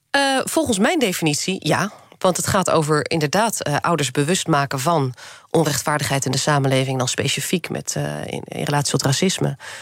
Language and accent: Dutch; Netherlands; born or raised there